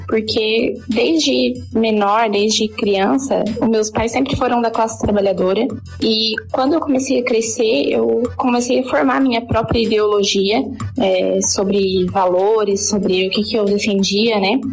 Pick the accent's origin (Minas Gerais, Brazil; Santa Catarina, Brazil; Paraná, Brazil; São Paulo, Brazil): Santa Catarina, Brazil; Brusque; eu sou de Brusque, em Santa Catarina